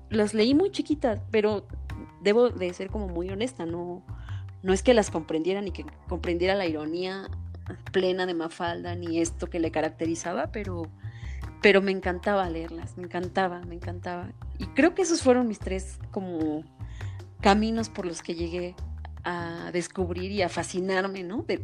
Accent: Toluca, State of Mexico, Mexico

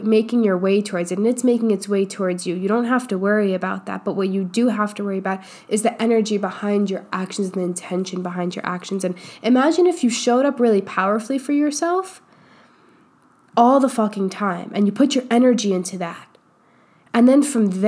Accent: New York, United States; now in Austin, United States; I grew up in New York

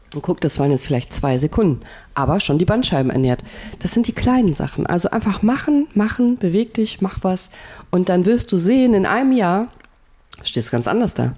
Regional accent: Remscheid, North Rhine-Westphalia, Germany; ich komme aus Remscheid

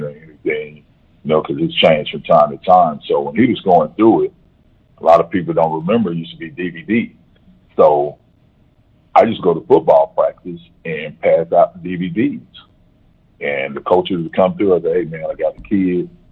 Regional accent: Shreveport, Louisiana, United States; now in Grand Prairie, United States; I grew up in Shreveport, Louisiana

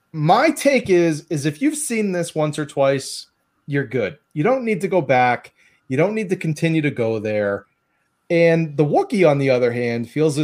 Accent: Boston, Massachusetts, United States; we're from the Boston area

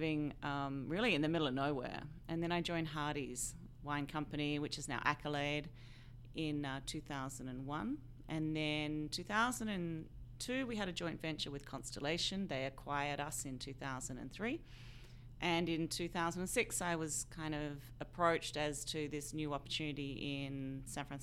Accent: South Australia, Australia; accent: Australian; moved away; I grew up in South Australia, in the south, known predominantly for wine production

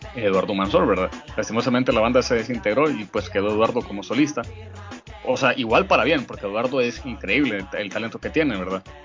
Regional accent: Honduras

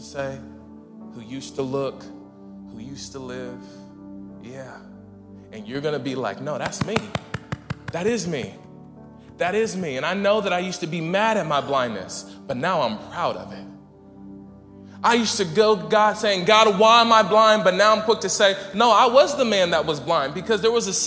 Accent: Las Vegas, Nevada, United States; moved away; I'm from Las Vegas, and I went back to Vegas a few years ago

